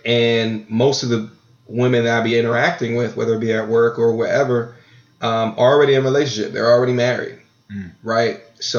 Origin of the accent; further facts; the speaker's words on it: Long Island, New York, United States; But I'm from Long Island, though.